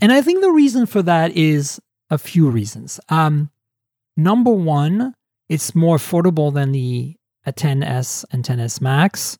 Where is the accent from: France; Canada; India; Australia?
Canada; I am a Canadian